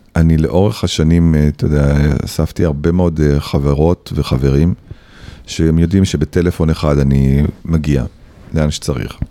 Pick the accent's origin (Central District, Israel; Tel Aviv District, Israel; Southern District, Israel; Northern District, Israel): Tel Aviv District, Israel; Tel Aviv-Yafo; also born or lived in Tzahala, Tel Aviv; אחרי שהייתי ההוא מצהלה, עכשיו הייתי ההוא מיפו